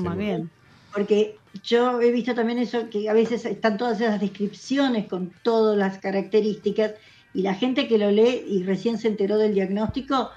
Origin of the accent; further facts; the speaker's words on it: Buenos Aires Province, Argentina; nosotros somos de provincia de Buenos Aires